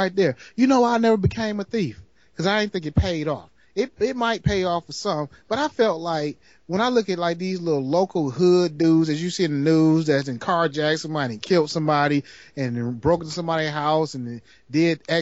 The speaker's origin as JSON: {"language": "English", "town": "Detroit", "region": "Michigan", "country": "United States", "said": "I was a cameraman from Detroit."}